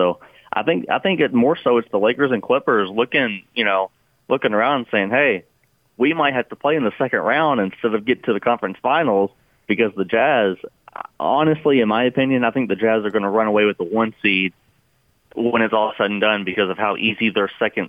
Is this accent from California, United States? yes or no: no; Louisville, Kentucky, United States; where I'm from, Louisville, Kentucky.